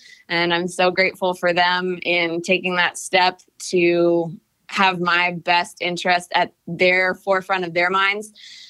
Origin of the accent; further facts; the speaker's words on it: Cleveland, Ohio, United States; now in Atlanta, United States; So I came from Cleveland, Ohio to Atlanta. I just had a total crush on Atlanta.